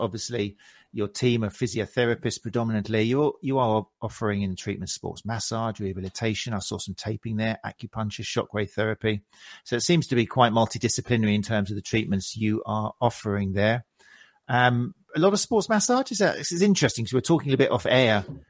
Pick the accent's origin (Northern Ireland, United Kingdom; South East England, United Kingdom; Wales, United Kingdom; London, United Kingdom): South East England, United Kingdom; South Coast; I'm from South Coast. I know Lancing, Worthing, Brighton.